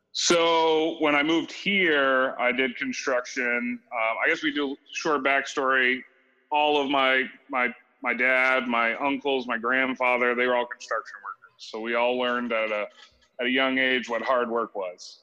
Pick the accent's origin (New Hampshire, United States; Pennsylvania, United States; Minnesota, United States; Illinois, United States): New Hampshire, United States; moved away; I was born in New Hampshire, very far away from here.